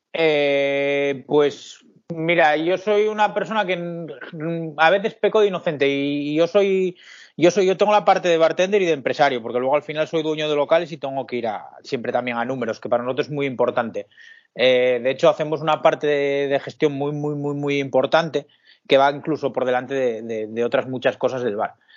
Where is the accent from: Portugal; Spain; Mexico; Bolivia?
Spain; Pola de Siero, Asturias; yo soy un chico de Asturias, de Pola de Siero, un pequeño pueblo de aquí de Asturias de unos 12.000 habitantes.